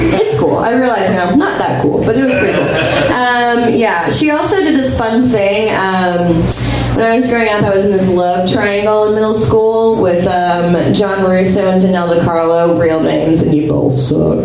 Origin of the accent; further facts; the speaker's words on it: Boston, Massachusetts, United States; we're from Boston